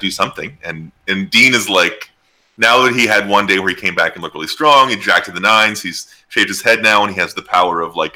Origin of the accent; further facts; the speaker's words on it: Canada; we're all Canadian white guys